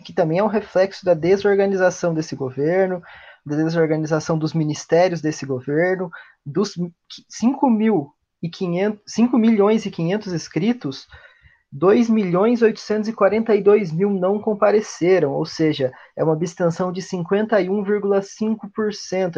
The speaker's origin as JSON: {"language": "Portuguese", "country": "Brazil", "said": "nós, como latino-americanos também, nós, como brasileiros"}